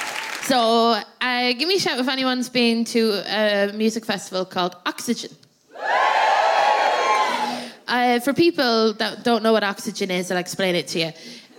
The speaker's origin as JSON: {"language": "English", "town": "Athlone", "region": "Westmeath", "country": "Ireland", "tie": "born or raised there", "said": "They came through my hometown in a limo"}